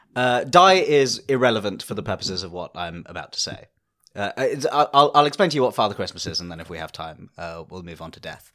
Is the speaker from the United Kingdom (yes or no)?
yes; United Kingdom; a British Indian man